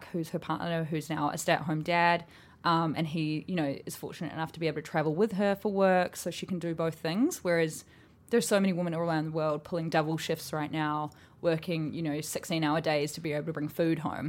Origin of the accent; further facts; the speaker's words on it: New Zealand; I'm from New Zealand